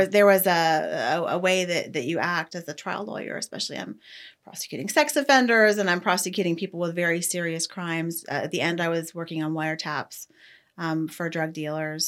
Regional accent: Ohio, United States; moved away as an adult; now in Ocala, United States; I grew up in Ohio, went to college at Ohio State, and then moved, uh, to Florida

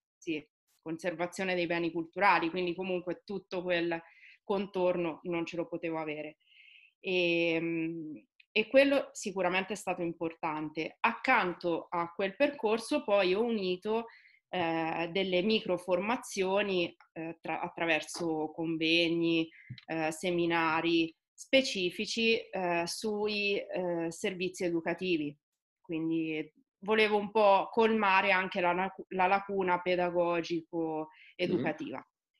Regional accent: Osimo, Marche, Italy; now in Recanati, Italy; Io vivo a Recanati, sono di Osimo, eh, quindi lavoro e vivo nel contesto marchigiano

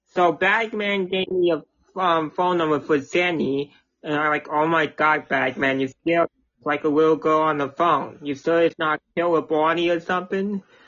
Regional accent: New Jersey, United States; New Jersey

